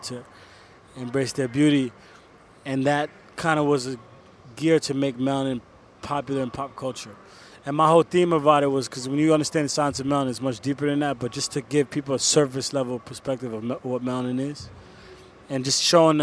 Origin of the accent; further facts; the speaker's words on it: New York, United States; also born or lived in Paris, France / Congo; I moved to the States when I was around 5 or 6.